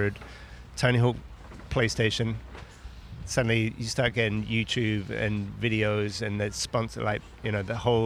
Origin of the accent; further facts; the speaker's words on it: Brighton, South East England, United Kingdom; moved away; I came from Brighton